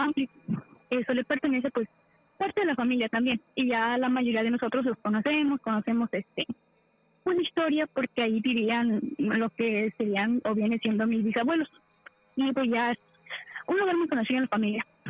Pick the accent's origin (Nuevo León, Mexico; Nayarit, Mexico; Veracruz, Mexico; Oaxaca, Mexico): Veracruz, Mexico; Del estado de Veracruz